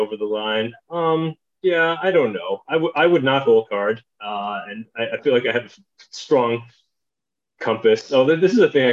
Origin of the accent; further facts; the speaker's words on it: Chicago, Illinois, United States; when I was growing up in Chicagoland